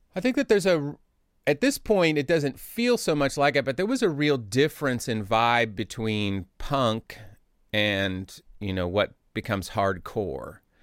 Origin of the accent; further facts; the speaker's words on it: Indianapolis, Indiana, United States; also born or lived in Chicago; we moved from Indianapolis to Chicago when I was in third grade